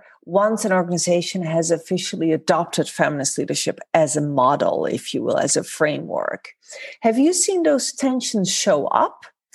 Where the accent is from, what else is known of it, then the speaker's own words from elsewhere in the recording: Netherlands; moved away; So whether that is Dutch culture, I'm from the Netherlands originally